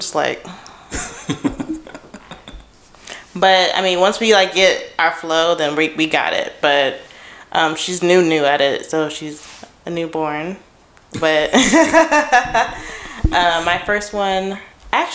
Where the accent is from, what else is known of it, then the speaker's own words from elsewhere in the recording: Bastrop, Texas, United States; also born or lived in Austin; I don't really claim it because I don't like it there.